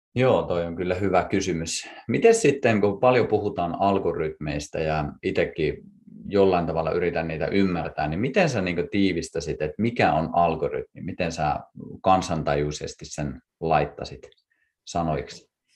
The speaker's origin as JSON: {"language": "Finnish", "town": "Kuusamo", "region": "North Ostrobothnia", "country": "Finland", "said": "me molemmat ollaan Kuusamosta alun perin lähtöisiä"}